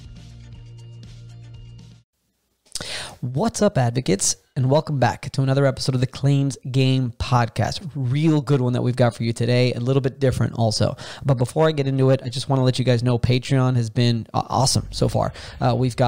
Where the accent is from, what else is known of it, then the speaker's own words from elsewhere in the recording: Miami, Florida, United States; I'm born and raised in Miami, Florida